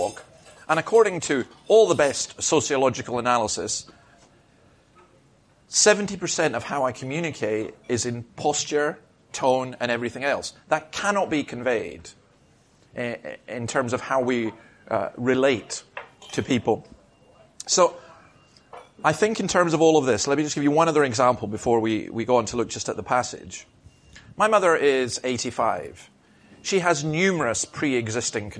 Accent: Scotland, United Kingdom; I'm a Scottish Presbyterian

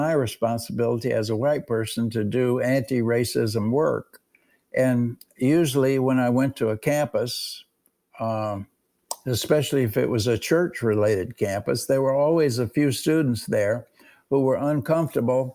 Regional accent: Alabama, United States; moved away as an adult; also born or lived in New York; we were both from Alabama

